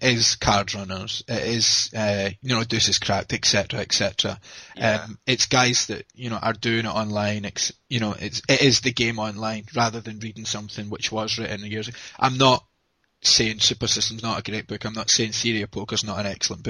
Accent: Scotland, United Kingdom; I'm from Scotland in the UK

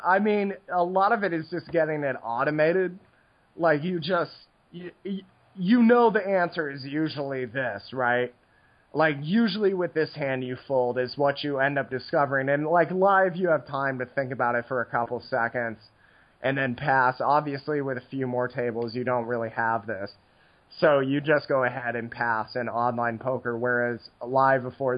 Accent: United States

